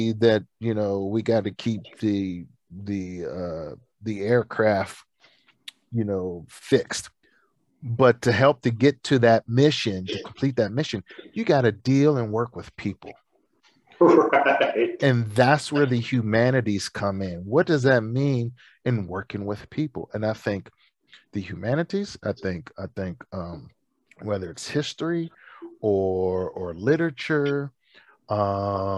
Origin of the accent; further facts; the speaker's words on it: Pittsburgh, Pennsylvania, United States; my hometown of Pittsburgh